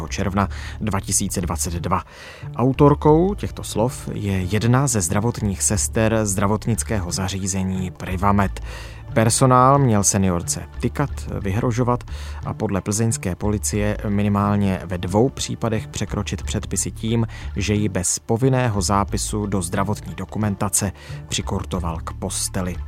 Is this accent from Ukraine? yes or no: no; Czechia; jako Češi